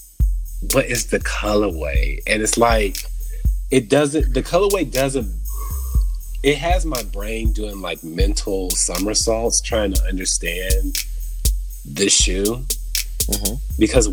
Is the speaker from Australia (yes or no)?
no; United States; I'm American